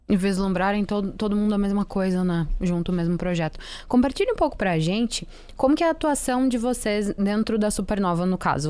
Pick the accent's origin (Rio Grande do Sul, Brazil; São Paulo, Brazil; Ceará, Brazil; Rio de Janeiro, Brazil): Rio Grande do Sul, Brazil; eu sou gaúcha